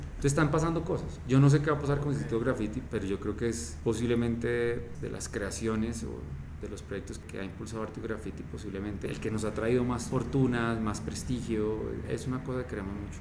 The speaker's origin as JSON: {"language": "Spanish", "country": "Colombia", "said": "nosotros los colombianos"}